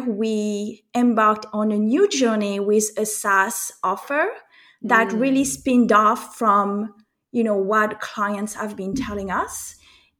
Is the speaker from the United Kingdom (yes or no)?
no; France; accent: French; moved away as an adult; also born or lived in United States; as you can tell from my accent, I am French, and I am also American